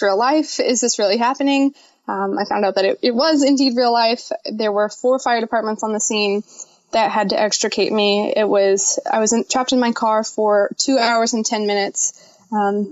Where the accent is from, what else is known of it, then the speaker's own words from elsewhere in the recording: Quincy, Illinois, United States; moved away; they took me to my hometown of Quincy